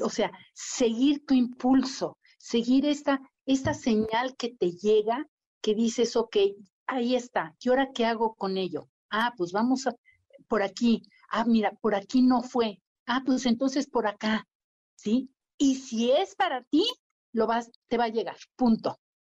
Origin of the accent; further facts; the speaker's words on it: Mexico; Y la vida me puso enfrente a las personas adecuadas para crear el primer centro de cuidados paliativos en México